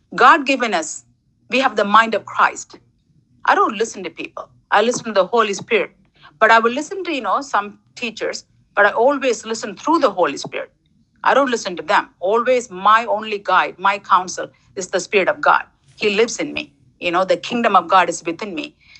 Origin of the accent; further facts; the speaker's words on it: Sri Lanka; also born or lived in Toronto; now in United States; I was born in Sri Lanka, um, third world country, and then I moved to Toronto, you know, socialist country, I believe, and then I'm living in United States 22 years.